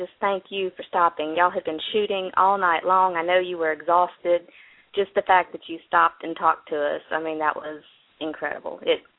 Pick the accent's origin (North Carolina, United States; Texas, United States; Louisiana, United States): Louisiana, United States; Baton Rouge; Well, originally Baton Rouge, but now I live kind of in a little town halfway between Baton Rouge and New Orleans.